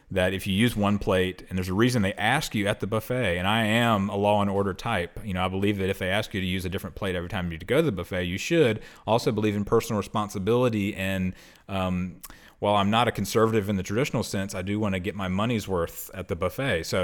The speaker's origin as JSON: {"language": "English", "region": "London", "country": "United Kingdom", "said": "I'm half Australian, but I'm also from somewhere in England, the southern uh, part of England, in London."}